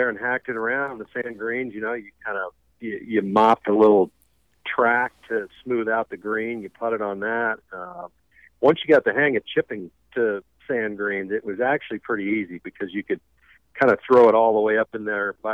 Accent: South Dakota, United States; growing up in South Dakota

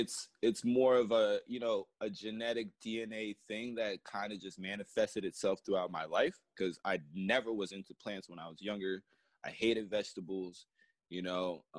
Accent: Ghana; You know, I'm Ghanaian. My family's Ghanaian, so you know we our feet are just built for terrain.

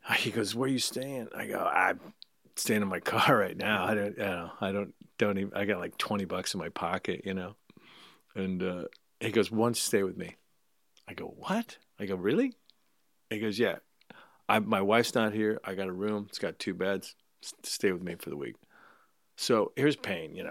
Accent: Escondido, California, United States; I grew up in Escondido, so it was North County, North San Diego County.

